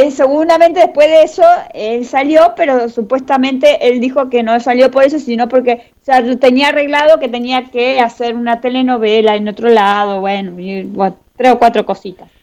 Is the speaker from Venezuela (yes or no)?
no; Argentina; somos los argentinos.